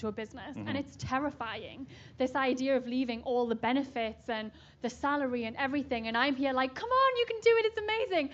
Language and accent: English; Newcastle upon Tyne, North East England, United Kingdom; moved away; I'm from Newcastle, right near Scotland in the UK